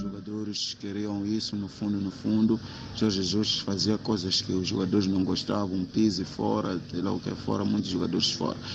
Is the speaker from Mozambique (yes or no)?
yes; Mozambique; sou moçambicano